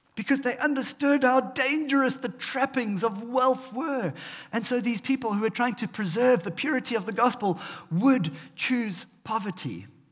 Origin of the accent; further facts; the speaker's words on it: South Africa; we are South African